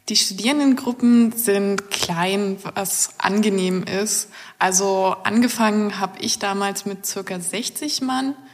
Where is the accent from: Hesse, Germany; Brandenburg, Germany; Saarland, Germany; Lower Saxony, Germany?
Brandenburg, Germany; Ich komme aus einem winzigen Dorf im Nordosten Brandenburgs.